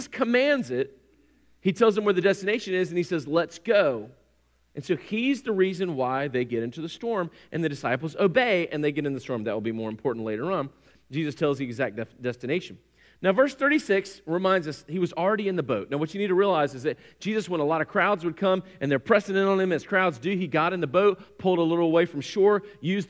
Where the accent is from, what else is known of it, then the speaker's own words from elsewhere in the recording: North Carolina, United States; I grew up on Lake Gaston, which is the eastern part of the state